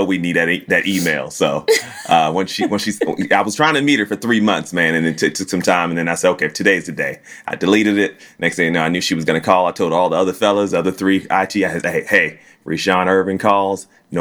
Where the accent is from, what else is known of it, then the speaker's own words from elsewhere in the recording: Virginia, United States; now in Dallas, United States; I'm from Virginia where we're kind of like Chicago